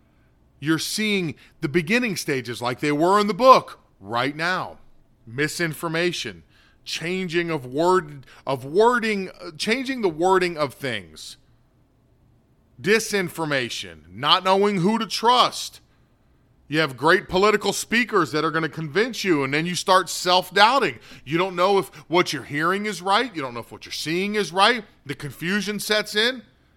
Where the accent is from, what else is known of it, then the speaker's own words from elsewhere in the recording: North Korea; English is a second language; now in United States; And that same ideology drove my home country into what it is, the state of North Korea.